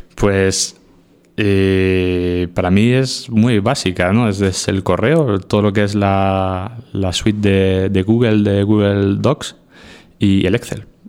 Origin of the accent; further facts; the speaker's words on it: Region of Murcia, Spain; moved away; cada vez que vuelvo a, a mi tierra, Murcia